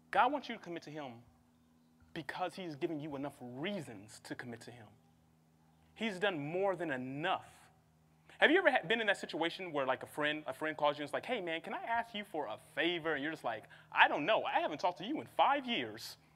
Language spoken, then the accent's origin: English; Midwest, United States; I'm from the Midwest, please forgive me.